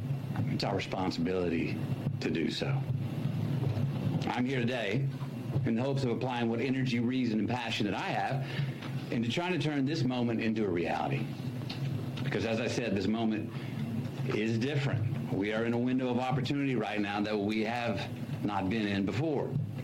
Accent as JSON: {"language": "English", "town": "Uvalde", "region": "Texas", "country": "United States", "tie": "born or raised there", "said": "my hometown of Uvalde."}